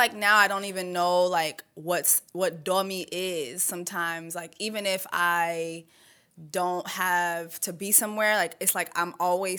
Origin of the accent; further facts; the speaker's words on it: Miami, Florida, United States; first language French; English is a second language; also born or lived in Canada; I'm from Miami, Florida. Like I went to Sable Palm Elementary.